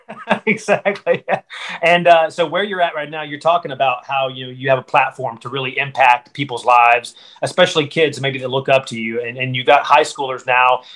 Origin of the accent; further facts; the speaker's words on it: western North Carolina mountains, United States; I grew up not far from you in the uh, western North Carolina mountains, right next to Tennessee.